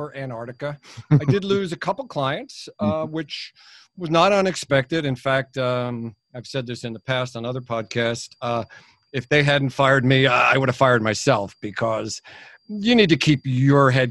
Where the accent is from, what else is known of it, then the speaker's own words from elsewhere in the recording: New York City, New York, United States; now in New Jersey, United States; I was born in Brooklyn, and I've spent half my life in New York and half my life in New Jersey. Now I'm in New Jersey.